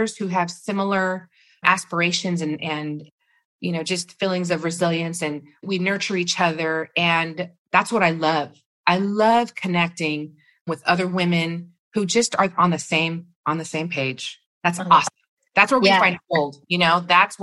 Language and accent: English; Rosemead, California, United States; I grew up in Rosemead. I'm living in Rosemead